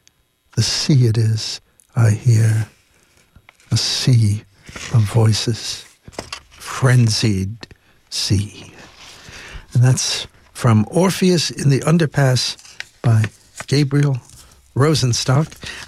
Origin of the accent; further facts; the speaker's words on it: Ireland; Unfortunately, I cannot read the Irish, and I should be ashamed of myself as an Irish person.